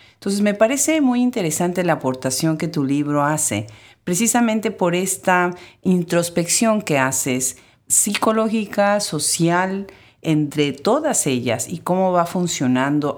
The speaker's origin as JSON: {"language": "Spanish", "region": "Puebla", "country": "Mexico", "said": "yo soy de Puebla"}